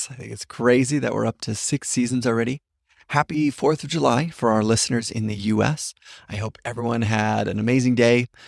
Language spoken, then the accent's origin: English; Papua New Guinea; So we never saw them growing up in Papua New Guinea.